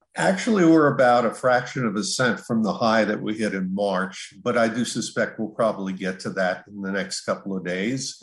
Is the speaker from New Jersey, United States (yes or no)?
yes; Jersey Shore, New Jersey, United States; I come from the Jersey Shore